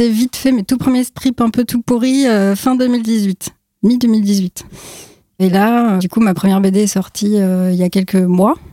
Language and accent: French; Brittany, France; born there; also born or lived in Paris region / Aquitaine / Landes / Strasbourg; j'ai habité un peu partout en France, euh, région parisienne, euh, Aquitaine, Lande, euh, Strasbourg. Enfin, je suis née en Bretagne, mais je ne suis pas restée long